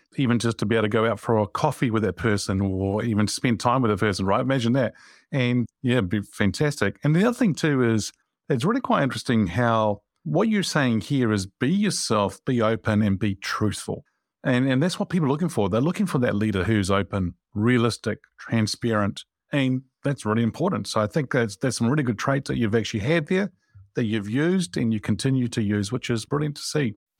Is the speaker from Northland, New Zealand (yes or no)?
no; Wellington, New Zealand; I'm actually from Wellington